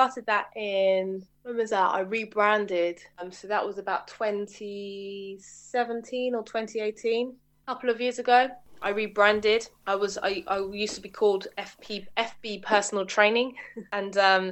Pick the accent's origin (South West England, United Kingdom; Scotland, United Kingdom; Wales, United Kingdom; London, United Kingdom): London, United Kingdom; Middlesex, outskirts of; I grew up, I guess, just on the outskirts of London, Middlesex